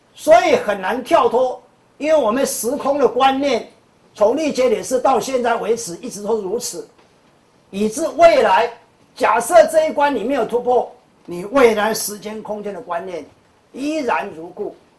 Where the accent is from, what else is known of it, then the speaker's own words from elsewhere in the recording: Taiwan; 我们台湾人或者我们中国人有一句话讲